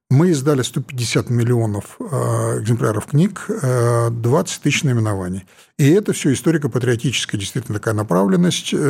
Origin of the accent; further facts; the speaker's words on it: Siberia, Russia; я вот сибиряк, э, там, честно признаюсь, у меня совершенно такое образование э, политическое было, там высшая партийная школа за спиной, Новосибирский аграрный университет